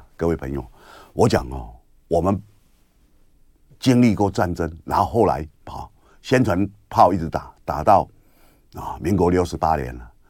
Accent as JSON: {"language": "Chinese", "town": "Kinmen", "region": "Fukien", "country": "Taiwan", "tie": "born or raised there", "said": "我们金门话叫做弄拱啊，好弄拱来起那个声音呐，啊，然后你就要去躲，躲在防空洞里面。让他打在附近，或打在怎么样哦？然后我们就在防空洞里面写作业，点蜡烛啊，写作业哦"}